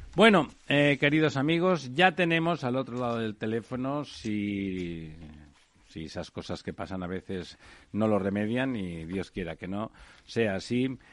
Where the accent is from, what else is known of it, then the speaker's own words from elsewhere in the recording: Catalonia, Spain; como soy catalán